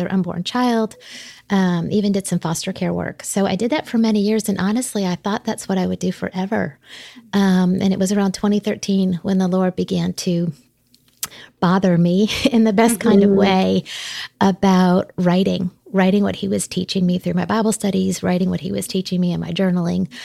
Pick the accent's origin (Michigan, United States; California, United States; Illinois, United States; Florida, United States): Florida, United States; South; now in Connecticut, United States; I was raised in South Florida as a preacher's kid